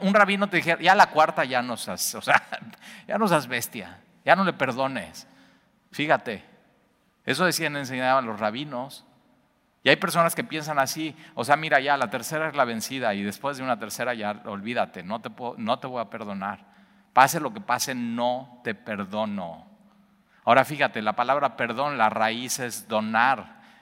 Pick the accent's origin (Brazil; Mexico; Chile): Mexico; los mexicanos